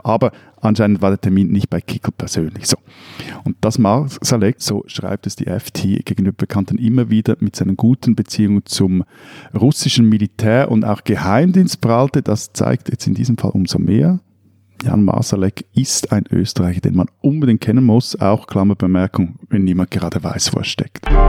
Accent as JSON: {"language": "German", "country": "Switzerland", "said": "bei uns in der Schweiz"}